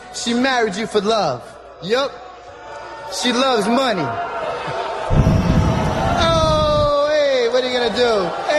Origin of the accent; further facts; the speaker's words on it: New Jersey, United States; We're both from Jersey, and tonight's my first night doing comedy.